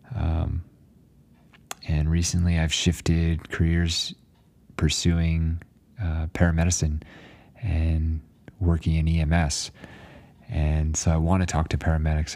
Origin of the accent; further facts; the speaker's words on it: New Jersey, United States; moved away as an adult; also born or lived in Alaska; now in Flagstaff, United States; after growing up in New Jersey